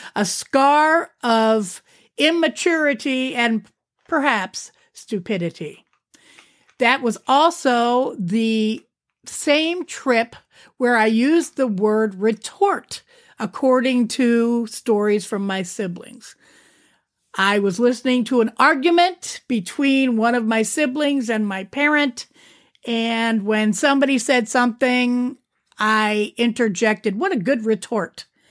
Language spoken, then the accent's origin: English; Youngstown, Ohio, United States; also born or lived in Akron, Ohio; we moved from Akron to Youngstown